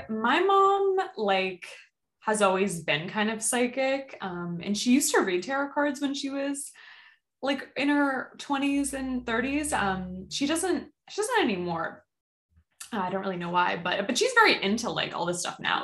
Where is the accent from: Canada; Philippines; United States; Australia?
United States; Boston, Massachusetts; also born or lived in Salem, Massachusetts; I grew up like in the Boston area.